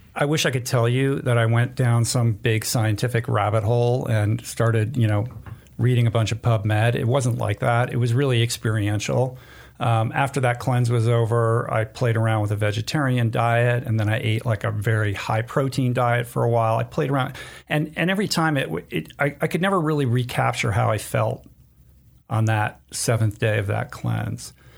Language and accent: English; East Coast, United States; moved away as an adult; growing up on the East Coast